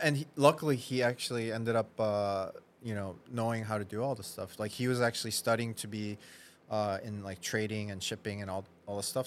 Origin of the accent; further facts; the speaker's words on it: Wisconsin, United States; moved away as an adult; also born or lived in Minnesota; now in Chicago, United States; I was in Midwest, but I grew up in Wisconsin actually